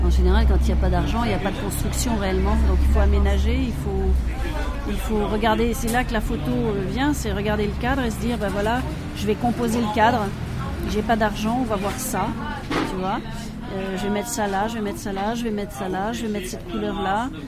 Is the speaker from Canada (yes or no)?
no; France